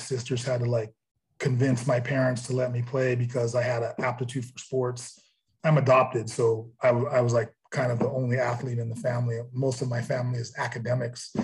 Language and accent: English; Santa Cruz, California, United States; I'm actually from Santa Cruz. It's a small town about 30 miles outside of Silicon Valley, right on the coast.